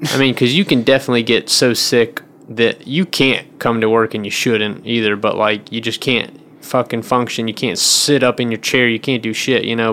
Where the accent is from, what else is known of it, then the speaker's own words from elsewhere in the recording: the South, United States; moved away; I grew up in the South